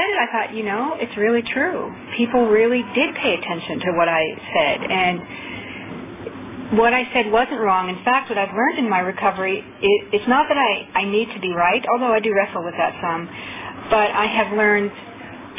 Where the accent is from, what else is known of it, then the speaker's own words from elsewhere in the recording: Seattle, Washington, United States; also born or lived in Orange County, California; now in Los Angeles, United States; I'm from Los Angeles, but I'm from Seattle, but then I moved to Orange County, went to OA in Orange County. Now I live in Los Angeles